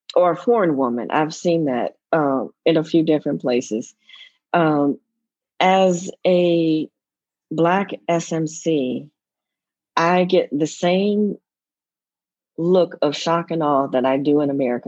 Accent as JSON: {"language": "English", "country": "United States", "also_born_or_lived": "Zimbabwe / South Africa", "moved": "as an adult", "lives_now": "Nigeria", "said": "being an American"}